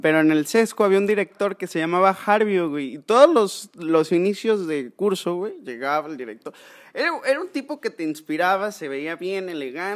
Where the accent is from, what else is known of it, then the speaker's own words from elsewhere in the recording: Córdoba, Veracruz, Mexico; soy originario de Córdoba